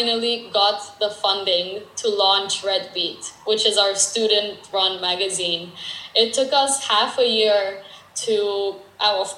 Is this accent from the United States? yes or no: no; Romania; moved away; being in kindergarten with different friends and just playing in kindergarten back in Romania